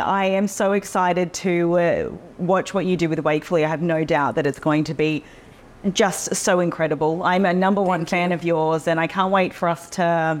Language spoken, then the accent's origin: English; Australia; being Australian